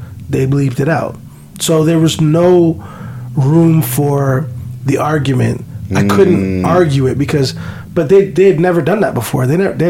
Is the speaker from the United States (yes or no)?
no; Canada; hey, Bishop, I'm from Canada, I'm here, I'm supposed to be battling.